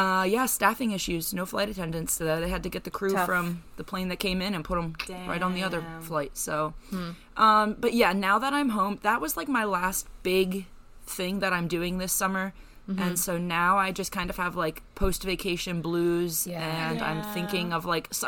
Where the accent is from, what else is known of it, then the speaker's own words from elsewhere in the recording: Lancaster, Pennsylvania, United States; I'm from Lancaster